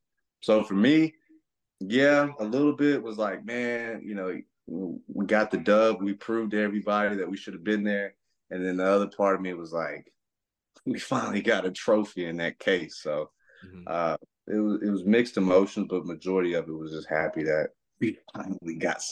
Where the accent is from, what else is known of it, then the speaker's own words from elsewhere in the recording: Fort Worth, Texas, United States; I'm from Fort Worth. My family's from Fort Worth. I went to all the camps when I was little.